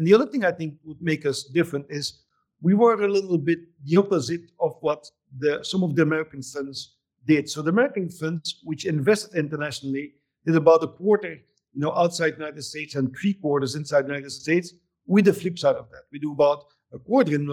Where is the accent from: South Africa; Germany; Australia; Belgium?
Belgium; also born or lived in Barcelona; now in Vancouver, Canada; I'm from Belgium, but I spent most of my time between Vancouver and Barcelona.